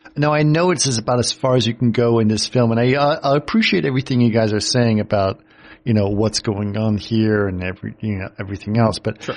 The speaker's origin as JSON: {"language": "English", "country": "United States", "also_born_or_lived": "Egypt / Greece", "said": "as an American"}